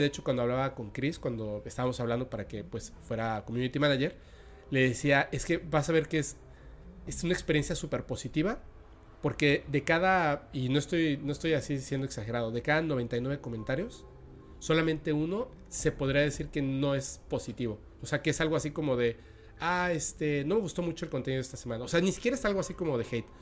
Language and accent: Spanish; Mexico; now in Mérida, Mexico; yo soy mexicano